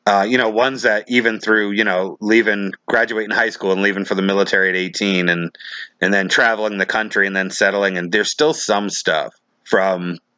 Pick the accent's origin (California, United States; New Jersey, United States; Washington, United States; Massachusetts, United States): Massachusetts, United States; Taunton; where I grew up in Taunton, Massachusetts.